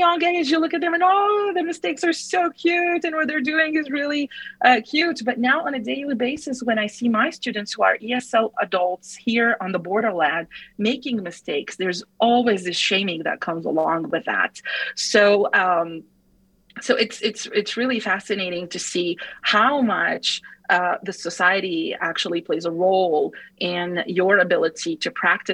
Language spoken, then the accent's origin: English; Syria; accent: Arabic; first language Arabic; English is a second language; moved away as an adult; now in El Paso, United States; I was born and raised in Syria